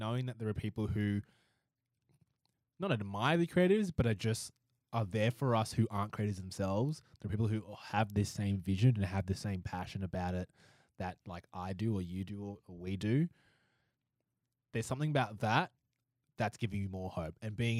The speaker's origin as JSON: {"language": "English", "town": "Canberra", "region": "Australian Capital Territory", "country": "Australia", "said": "A bunch of people that were like, oh, you're from Canberra? I was from Canberra."}